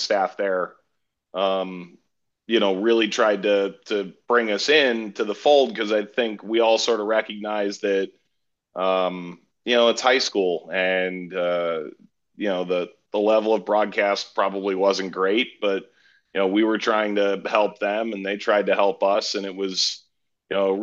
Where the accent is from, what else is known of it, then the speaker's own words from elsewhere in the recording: Cleveland, Ohio, United States; where I grew up in Cleveland